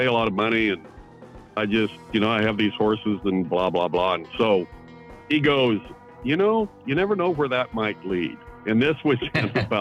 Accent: Central Oregon, United States; I grew up in Central Oregon.

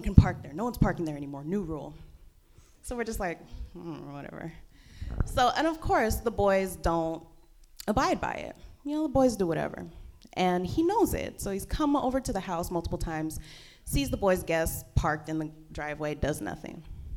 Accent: Stockton, California, United States; I'm from Stockton, California

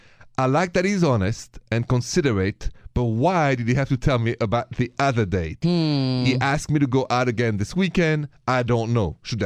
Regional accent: France; accent: French; My accent is French

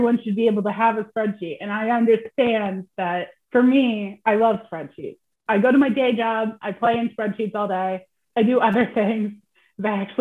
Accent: United States; As I'm American

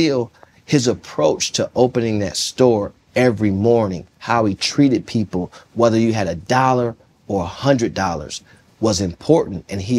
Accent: Jonesboro, Arkansas, United States; I'm coming from Jonesboro, Arkansas.

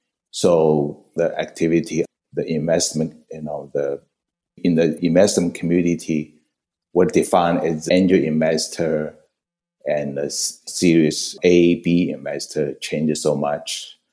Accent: Xi'an, Shaanxi, China; moved away as an adult; also born or lived in Shanghai, China / Beijing, China / Japan / New York, United States; now in Silicon Valley, United States; Yes, I was born in China, Shanghai, and then went to Xi'an for doing my elementary and high school, and then spent 8 years at Beijing Tsinghua University. That's 8 years, and then spent 1 year in Japan. You know, 1990, I came to New York

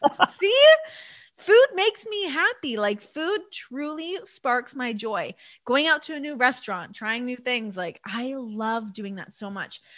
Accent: Toronto, Ontario, Canada; growing up in Toronto

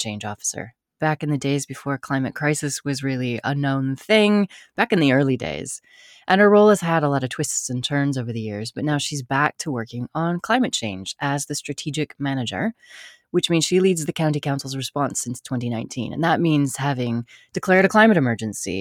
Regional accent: United States; I love being American

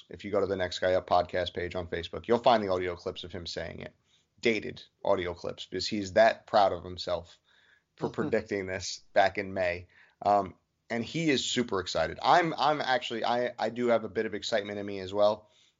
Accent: New York City, New York, United States; I'm former military, but I'm very – I grew up in Brooklyn, New York.

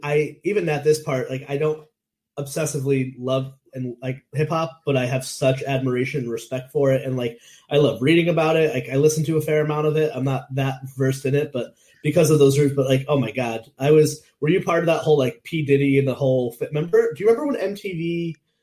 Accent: Meriden, Connecticut, United States; moved away as an adult; now in Rhode Island, United States; I grew up in Meriden, Connecticut, which is like in between Hartford, New Haven

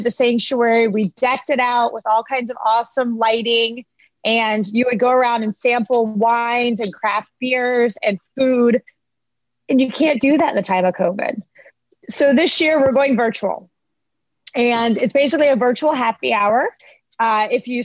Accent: Lantana, Florida, United States; I grew up in Palm Beach County. I grew up in Lantana, actually

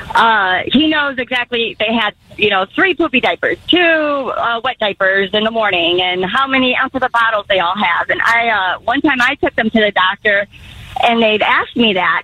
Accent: Chicago, Illinois, United States; now in Columbia, United States; I'm from Chicago. I moved away

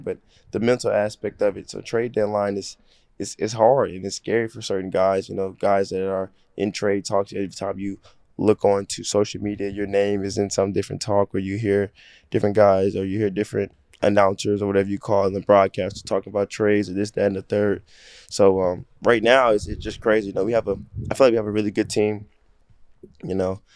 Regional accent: Dallas, Texas, United States; moved away as an adult; now in Philadelphia, United States; I'm from Dallas

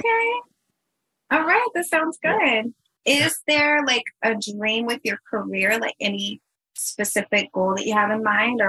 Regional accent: Chicago, Illinois, United States; I came from Chicago.

